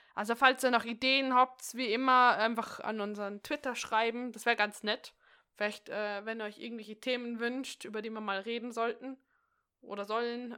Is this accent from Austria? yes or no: yes; Austria; bei uns in Österreich